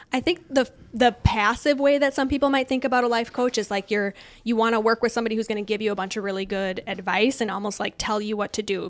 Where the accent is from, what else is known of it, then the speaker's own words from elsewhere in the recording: Woodbury, Minnesota, United States; also born or lived in Illinois; we lived in Illinois for a hot second and then moved to Minnesota. So I grew up in Woodbury, East Side